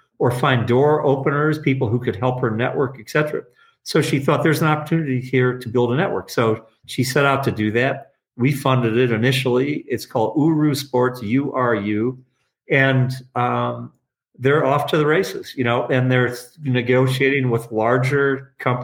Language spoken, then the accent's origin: English; Detroit, Michigan, United States; also born or lived in Traverse City, Michigan / Elk Rapids, Michigan; I grew up in Detroit in the northwest corner, but in the city